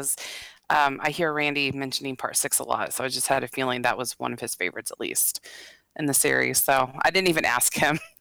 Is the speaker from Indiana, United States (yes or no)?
no; Texas, United States; I say horror like horror because I'm from Texas